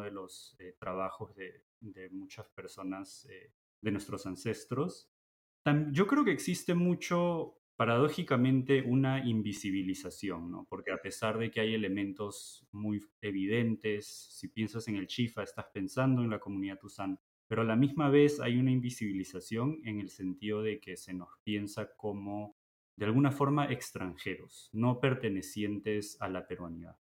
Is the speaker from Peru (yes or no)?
yes; Peru; now in Michigan, United States; los tusanes somos los eh, peruanos de herencia china